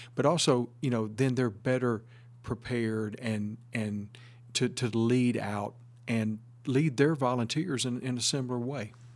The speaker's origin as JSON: {"language": "English", "region": "Northeast Texas", "country": "United States", "also_born_or_lived": "Saint Petersburg, Florida", "moved": "as an adult", "said": "Originally, I'm from Northeast Texas"}